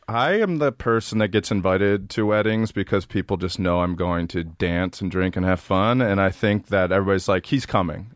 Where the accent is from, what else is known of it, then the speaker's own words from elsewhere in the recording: Maryland, United States; moved away; I'm from Maryland, and when we were in high school, we would ride our bikes through the city